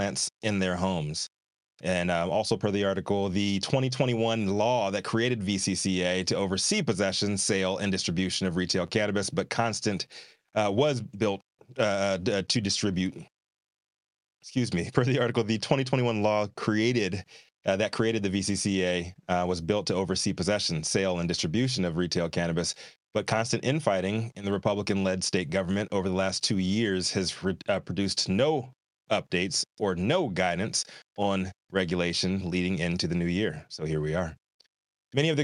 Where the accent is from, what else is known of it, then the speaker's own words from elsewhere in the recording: Virginia, United States; my home state of Virginia